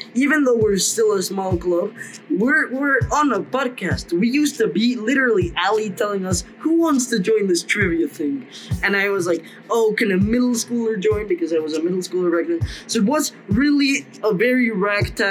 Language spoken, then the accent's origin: English; Mexico; moved away; I'm from Mexico